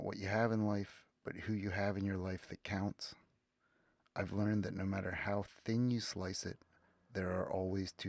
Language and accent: English; 45 minutes west of Philadelphia, Pennsylvania, United States; I was born on City Line Avenue in Philadelphia, or on the edge of Philadelphia, on City Line Avenue. And I grew up 45 minutes west of Philadelphia, halfway between the city and Amish country